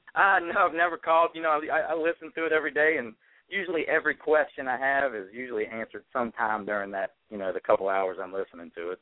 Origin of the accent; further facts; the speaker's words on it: Louisiana, United States; now in Virginia, United States; I'm originally from Louisiana, but I live in Virginia now.